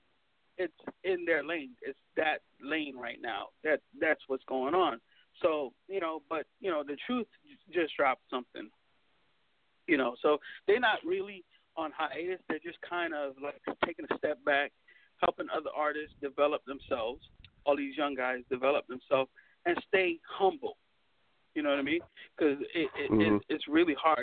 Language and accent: English; Florida, United States; I'm from Florida.